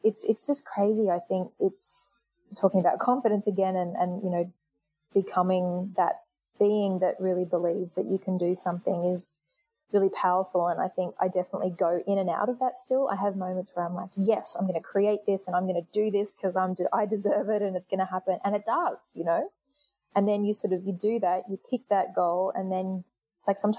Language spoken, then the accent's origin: English; England, United Kingdom; also born or lived in New York; now in Australia; I was born in England, and I went back to England to just have some time off, you know, and enjoy the city that I was from and see my family